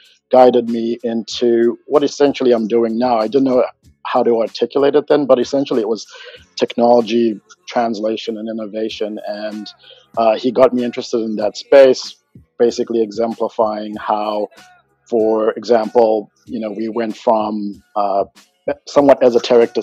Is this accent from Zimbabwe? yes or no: yes; Zimbabwe; moved away as an adult; now in United States; I'm originally from Zimbabwe, and my parents were really all about education